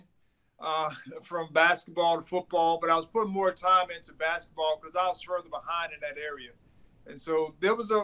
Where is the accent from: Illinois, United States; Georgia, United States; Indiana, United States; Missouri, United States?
Georgia, United States; Thomasville; also born or lived in Tallahassee, Florida / New York; I'm from Thomasville, Georgia. It was a small town.